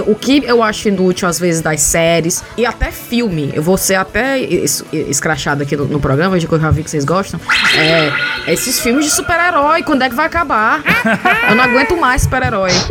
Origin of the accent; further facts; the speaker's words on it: Ceará, Brazil; moved away as an adult; now in England, United Kingdom; somos cinco cearenses que saíram do Ceará e foram morar na Inglaterra